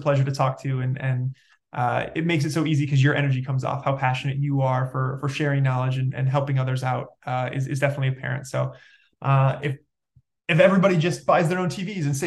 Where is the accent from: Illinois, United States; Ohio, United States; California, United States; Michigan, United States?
Michigan, United States; Detroit; I'm from the Detroit area